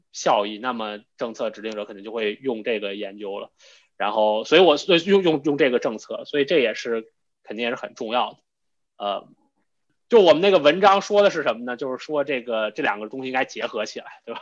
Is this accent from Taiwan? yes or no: no; Beijing, China; 我是北京的考生